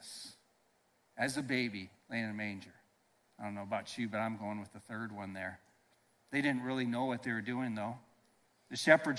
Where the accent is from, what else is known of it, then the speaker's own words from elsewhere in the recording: Iowa, United States; I grew up in Iowa on a farm